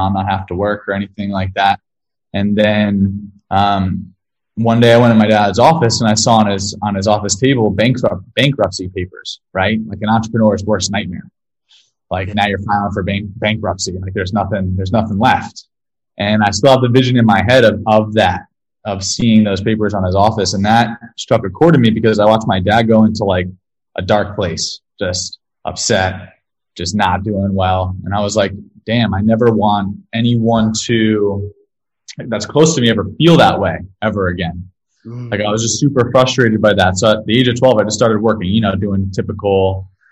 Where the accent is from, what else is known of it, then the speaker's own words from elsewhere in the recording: Ramsey, New Jersey, United States; I was born in New Jersey, in Ramsey, New Jersey. And I grew up there